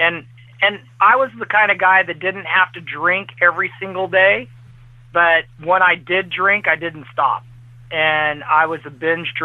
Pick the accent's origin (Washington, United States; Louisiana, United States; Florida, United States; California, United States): California, United States; Central Valley of; now in Lexington, United States; I grew up in the Central Valley of California